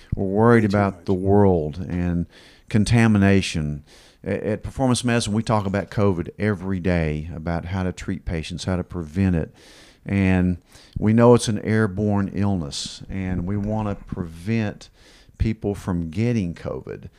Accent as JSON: {"language": "English", "town": "Kingsport", "region": "Tennessee", "country": "United States", "tie": "born or raised there", "said": "growing up in Kingsport since we were little kids"}